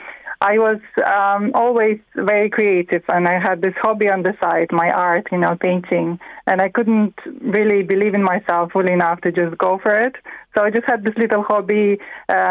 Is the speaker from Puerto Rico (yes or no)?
no; Latvia; English is a second language; moved away as an adult; now in County Meath, Ireland; I'm from Latvia. I live 19 years now in Ireland